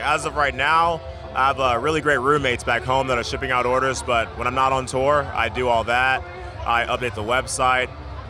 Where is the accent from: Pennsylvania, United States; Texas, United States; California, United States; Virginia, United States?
Texas, United States; I'm from Texas, born and raised.